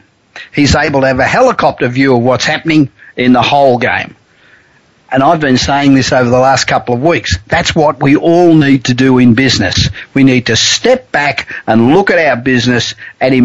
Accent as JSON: {"language": "English", "town": "Los Angeles", "region": "California", "country": "United States", "tie": "born or raised there", "said": "I'm coming to you tonight from my hometown of Los Angeles"}